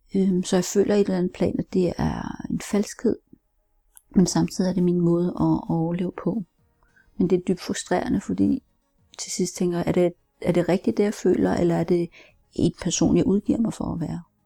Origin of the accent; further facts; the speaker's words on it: Denmark; also born or lived in Seoul, South Korea; som 13 måneder er jeg heldig at blive adopteret til Danmark, hvor jeg er opvokset. Jeg voksede op som enebarn øh, på landet